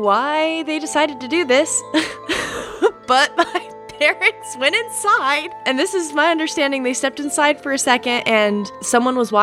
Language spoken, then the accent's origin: English; Idaho, United States; By West Coast, I mean Idaho. So not the coast. I'm from the Northwest